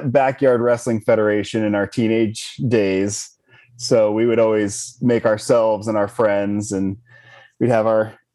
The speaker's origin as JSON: {"language": "English", "town": "Spokane", "region": "Washington", "country": "United States", "tie": "born or raised there", "said": "I grew up in Spokane, Washington, which is on the opposite side of the state from Seattle"}